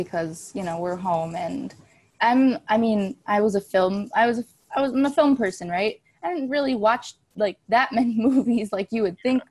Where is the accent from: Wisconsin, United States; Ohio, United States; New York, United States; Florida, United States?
Wisconsin, United States; Hustisford; now in Los Angeles, United States; I'm from Hustisford, Wisconsin.